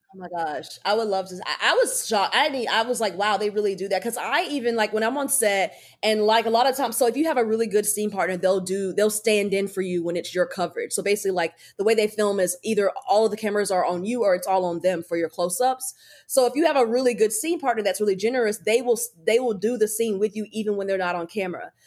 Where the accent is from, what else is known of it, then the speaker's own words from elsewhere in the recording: North Carolina, United States; now in Los Angeles, United States; we're both from North Carolina